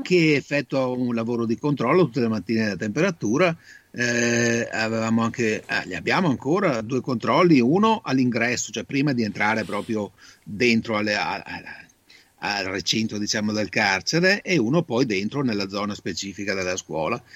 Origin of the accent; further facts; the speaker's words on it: Italy; now in Padua, Italy; Il mio paese d'origine è Volgano, quindi ho un'esperienza non diretta perché abito a Padova da 45 anni